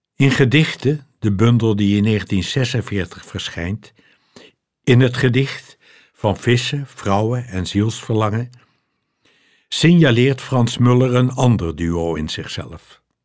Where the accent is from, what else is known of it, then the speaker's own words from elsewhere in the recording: Loosdrecht, North Holland, Netherlands; Was er bij ons thuis een Duitsstalige vrouw die kort na de oorlog bij ons in Loosdrecht inwoonde